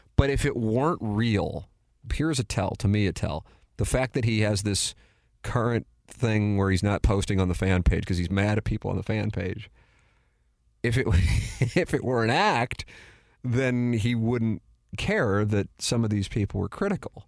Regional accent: St. Louis, Missouri, United States; I went to Saint Louis U High, but I grew up in South City

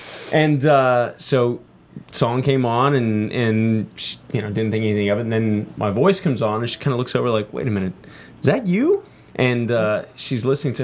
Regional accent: Texas, United States; Both Candace and I grew up in Texas

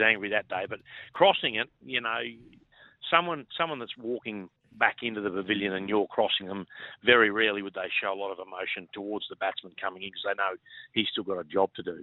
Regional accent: Innisfail, Queensland, Australia; also born or lived in Gordonvale / Cairns; now in Brisbane, Australia; born and bred in Innisfail

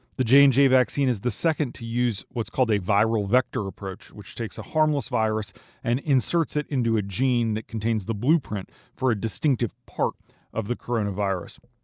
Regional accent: Minnesota, United States; moved away; My home state of Minnesota

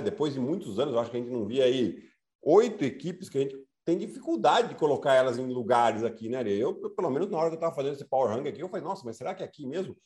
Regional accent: Piracicaba, São Paulo, Brazil; accent: Piracicaba (caipira r); que eu vim de Piracicaba

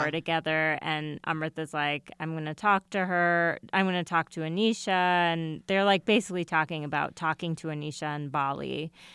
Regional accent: United States

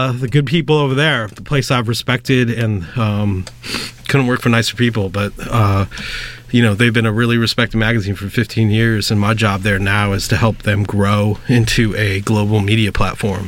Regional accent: Northern California, United States; moved away as an adult; now in New York, United States; back in Cali, where I grew up in Northern California

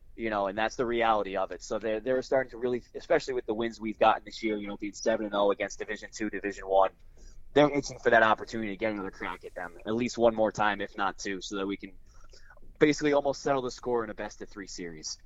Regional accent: Milford, Connecticut, United States; I grew up in Milford. I grew up on the uh, the shoreline a little bit more

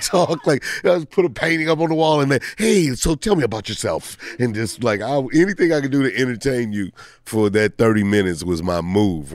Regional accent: St. Louis, Missouri, United States; moved away; I grew up in Saint Louis

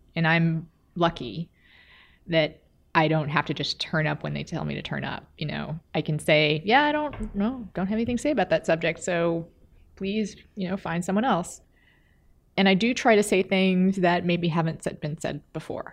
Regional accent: Texas, United States; now in Minneapolis, United States; I'm from Texas

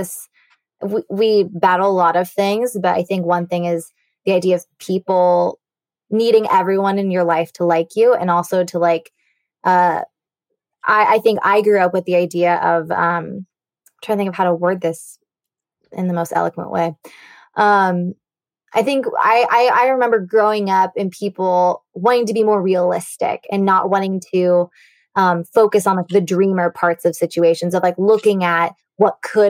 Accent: California, United States; moved away; my hometown and California in general, my college there too

